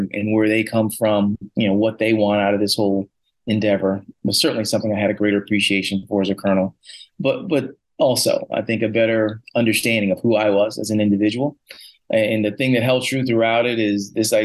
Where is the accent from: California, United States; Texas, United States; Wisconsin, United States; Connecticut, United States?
Connecticut, United States; Hartford; moved away as an adult; also born or lived in West Point, New York; now in Glenview, United States; I was from Hartford, Connecticut. Oldest of three boys, grew up, you know, with sports